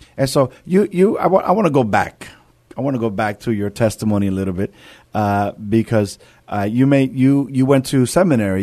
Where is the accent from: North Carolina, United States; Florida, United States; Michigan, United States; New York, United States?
New York, United States; New York City; moved away; I'm from, I'm from New York. I'm from the city of New York